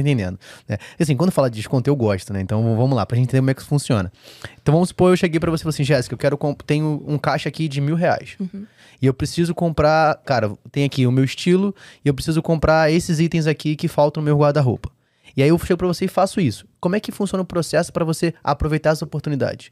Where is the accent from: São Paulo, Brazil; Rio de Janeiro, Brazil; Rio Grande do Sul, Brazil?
Rio de Janeiro, Brazil; como um bom carioca